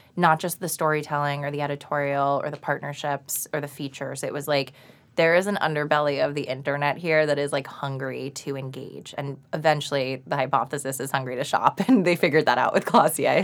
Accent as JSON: {"language": "English", "town": "Boca Raton", "region": "Florida", "country": "United States", "tie": "born or raised there", "also_born_or_lived": "New York", "moved": "as an adult", "said": "So, I grew up in South Florida, and I went to school in Boca Raton."}